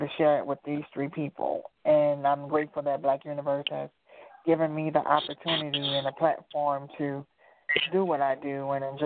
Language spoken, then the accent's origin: English; New Orleans, Louisiana, United States; also born or lived in Memphis, Tennessee; now in Atlanta, United States; I'm originally from New Orleans, Louisiana